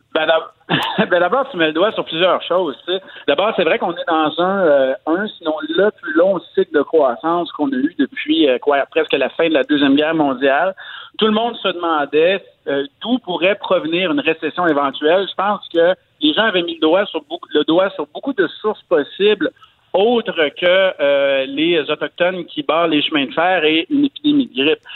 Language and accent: French; Quebec, Canada; chez nous au Québec